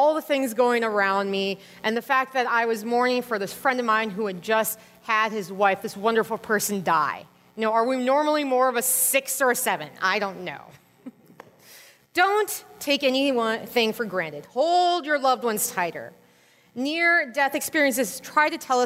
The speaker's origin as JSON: {"language": "English", "region": "Minnesota", "country": "United States", "said": "I'm from Minnesota"}